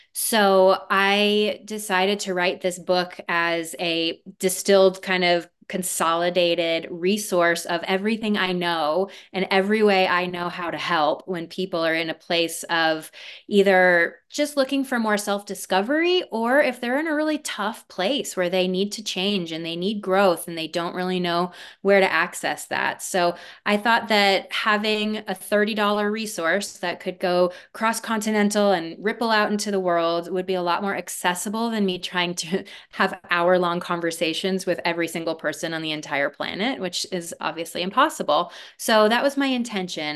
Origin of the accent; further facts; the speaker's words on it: Aspen, Colorado, United States; also born or lived in Harlem, New York; they moved to a little place called Aspen, Colorado. And that is where I was raised